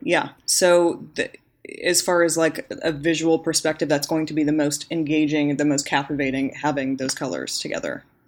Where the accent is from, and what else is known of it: the Valley, Northern California, United States; born or raised there